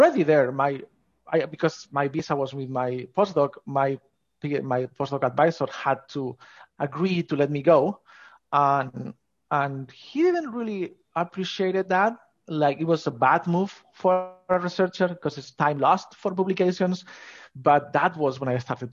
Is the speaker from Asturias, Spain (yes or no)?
yes; Asturias, Spain; I grew up in Spain, in North Coast, called Asturias.